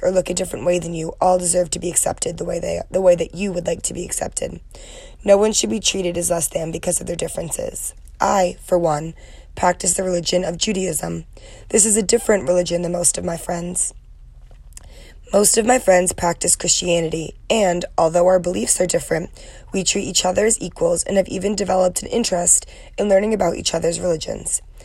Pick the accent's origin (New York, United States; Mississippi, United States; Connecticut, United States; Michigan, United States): Connecticut, United States; Trumbull; moved away as an adult; now in Ohio, United States; I am from Trumbull, Connecticut and came to Ohio University